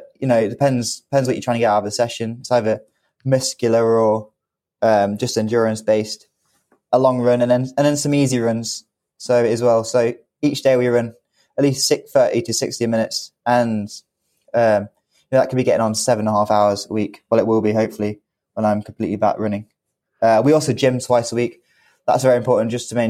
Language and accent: English; United Kingdom; as a British athlete